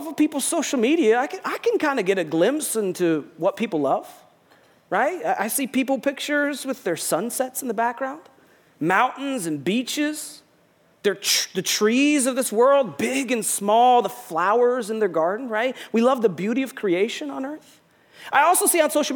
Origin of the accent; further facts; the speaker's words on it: United States; also born or lived in Rochester; We're from the United States of America